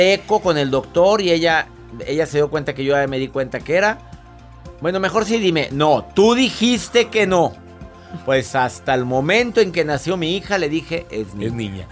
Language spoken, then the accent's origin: Spanish; Monterrey, Nuevo León, Mexico; en mi amado México de donde yo soy, del Monterrey